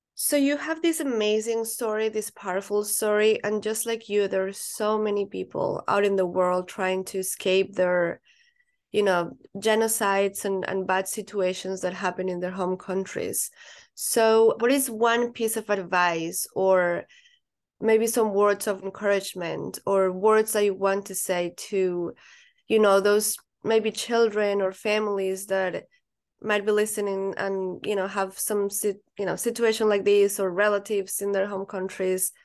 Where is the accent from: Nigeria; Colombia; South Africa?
Colombia; now in United States; I'm not from here. I'm from Colombia, and I haven't seen my family in four years